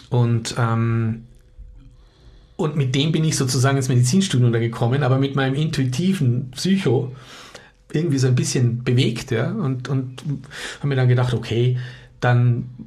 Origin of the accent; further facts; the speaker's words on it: Austria; Also ich komme aus Österreich und ähm, bin seit mh, hm, 25 Jahren mittlerweile in der sogenannten psychoneuroimmunologischen Forschung tätig